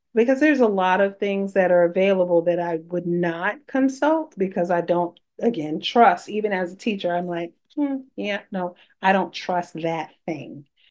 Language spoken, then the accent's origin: English; New York City, New York, United States; I'm a New Yorker